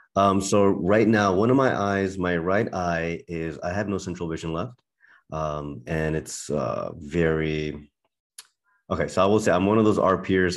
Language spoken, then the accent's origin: English; Berlin, Germany; moved away; I was born and raised in Berlin, Germany